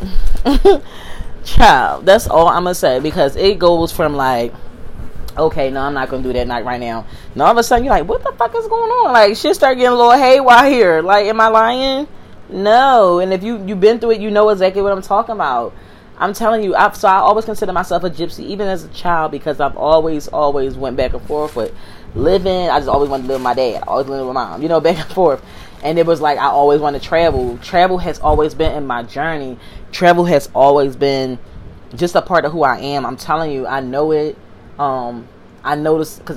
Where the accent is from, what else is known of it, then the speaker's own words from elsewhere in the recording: Philadelphia, Pennsylvania, United States; I'm from Philly